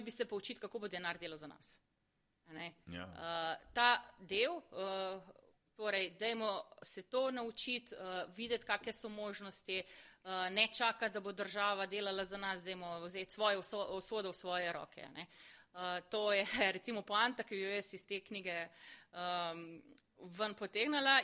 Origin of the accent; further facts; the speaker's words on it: Slovenia; Smo pa Slovenci